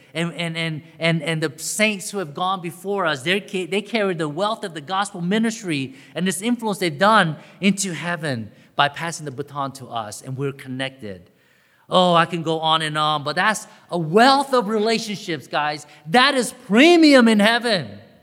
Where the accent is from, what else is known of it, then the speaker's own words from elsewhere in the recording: Augusta, Georgia, United States; growing up in Augusta, Georgia